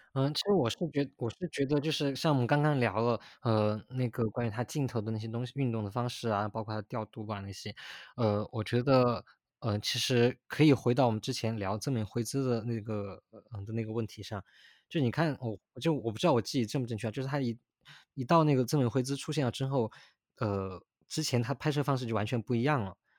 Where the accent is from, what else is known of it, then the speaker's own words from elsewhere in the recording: Sichuan, China; 我是在四川长大的